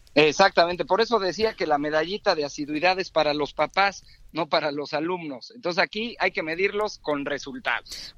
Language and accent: Spanish; Mexico; Todos somos mexicanos